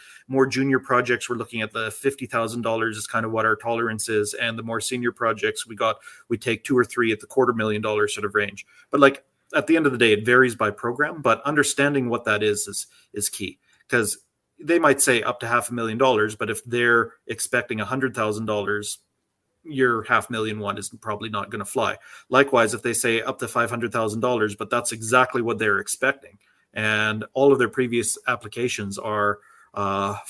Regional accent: Canada; I feel quite patriotic that something like Canadian Media Fund exists in the same way that I feel patriotic that our healthcare system exists.

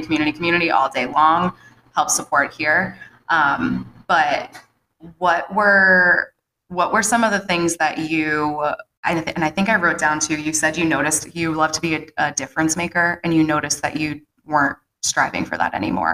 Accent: Dedham, Massachusetts, United States; also born or lived in Natick, Massachusetts; Dedham, my hometown, mm-hmm. which I don't know if you knew, I'm 11th generation Dedham

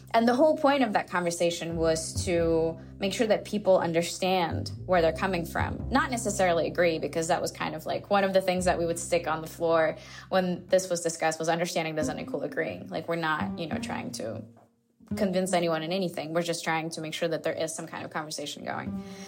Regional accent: Azerbaijan; now in Turkey; I am originally from Azerbaijan. I've been based in Turkey since 2010.

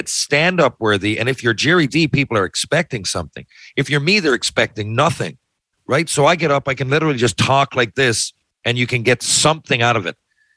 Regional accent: Newfoundland and Labrador, Canada; I'm a proud Newfoundlander

